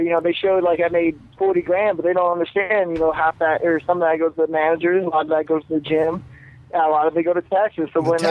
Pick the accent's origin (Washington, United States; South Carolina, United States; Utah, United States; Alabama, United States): Utah, United States; Moore; also born or lived in Anaheim, California; I was 7, I moved to Utah, so I remember more Utah than I do California.